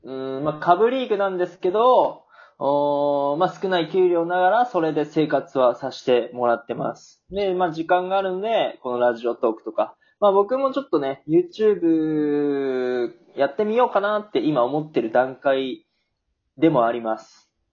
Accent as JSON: {"language": "Japanese", "region": "Aichi", "country": "Japan", "tie": "born or raised there", "moved": "yes", "lives_now": "Germany", "said": "俺、愛知県の出身なんだけど"}